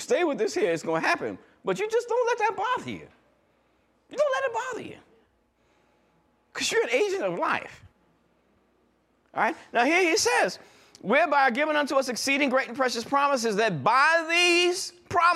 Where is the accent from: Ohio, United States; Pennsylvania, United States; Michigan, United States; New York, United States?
New York, United States; I'm new from New York